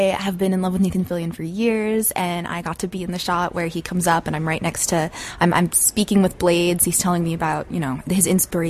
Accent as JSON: {"language": "English", "town": "Davis", "region": "California", "country": "United States", "said": "I'm actually from Northern California, Davis"}